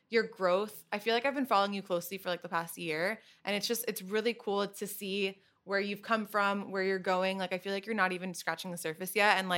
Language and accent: English; Trumbull, Connecticut, United States; moved away as an adult; now in New York City, United States; So I grew up in Trumbull, Connecticut.